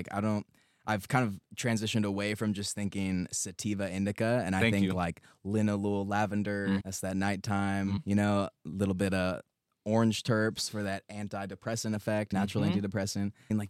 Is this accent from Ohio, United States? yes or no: no; San Luis Obispo, California, United States; now in Los Angeles, United States; So, San Luis Obispo, and it's a lot of rural shit, a lot of hippie shit. And L.A. has taught me a lot.